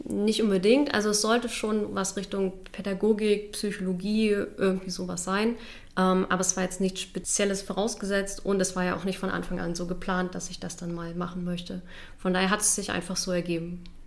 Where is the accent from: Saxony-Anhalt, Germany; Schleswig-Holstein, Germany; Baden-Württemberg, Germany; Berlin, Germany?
Saxony-Anhalt, Germany; Halle; von der Uni meiner Heimatstadt. Ich, also ich komme aus Halle, wollte dort auch gerne bleiben